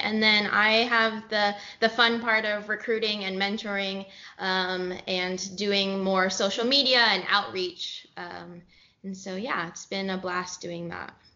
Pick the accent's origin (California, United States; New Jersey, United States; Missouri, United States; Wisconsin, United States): California, United States; San Jose; moved away as an adult; also born or lived in Los Gatos, California / Santa Barbara, California / Dallas, Texas; I grew up in California. I am originally from San Jose, and then I went to high school in Los Gatos High